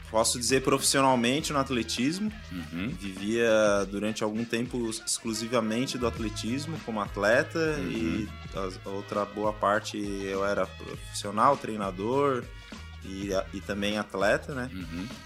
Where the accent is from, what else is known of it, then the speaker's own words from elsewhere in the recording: Florianópolis, Santa Catarina, Brazil; also born or lived in São Paulo; mas me criei aqui em Florianópolis, com 5 anos de idade.